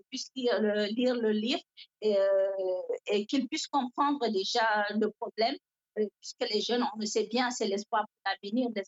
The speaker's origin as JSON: {"language": "French", "country": "Cameroon", "second_language": "French"}